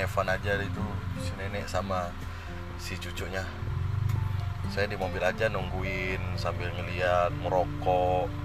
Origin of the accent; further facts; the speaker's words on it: Sintang, West Kalimantan, Indonesia; saya sebagai orang Sintang sih CPR ini bisa dihitung